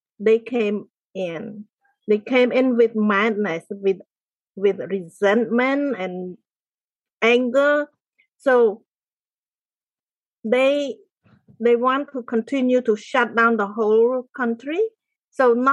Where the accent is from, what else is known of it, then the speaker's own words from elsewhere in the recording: Cambodia; moved away as an adult; I grew up in the countryside of Cambodia. It's a small village.